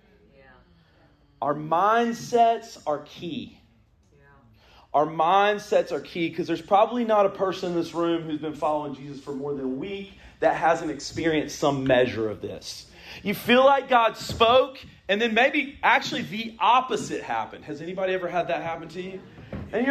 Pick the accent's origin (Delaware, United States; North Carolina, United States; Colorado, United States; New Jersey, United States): North Carolina, United States; the Triangle; I grew up here in the Triangle